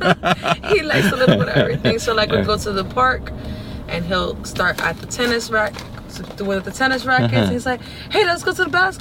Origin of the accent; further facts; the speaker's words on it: New York, United States; accent: New Yorker; moved away as an adult; also born or lived in Orlando, United States; now in Naples, United States; I'm from New York.